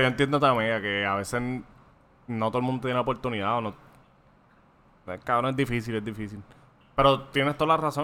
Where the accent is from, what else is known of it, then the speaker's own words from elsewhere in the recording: Toa Baja, Puerto Rico; yo soy de Toda Baja